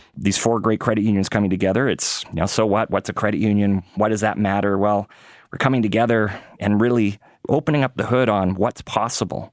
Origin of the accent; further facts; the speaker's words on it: Winnipeg, Manitoba, Canada; moved away; I got to live at a few parts of the country, but I grew up in Winnipeg